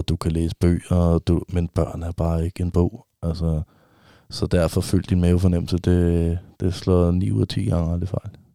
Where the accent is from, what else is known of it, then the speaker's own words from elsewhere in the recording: Vestegnen, Capital Region of Denmark, Denmark; Jeg er jo fra Vestegnen